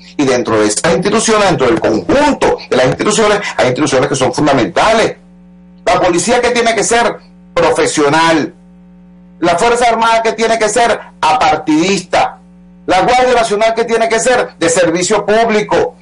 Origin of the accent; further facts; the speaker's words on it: Venezuela; Todos somos venezolanos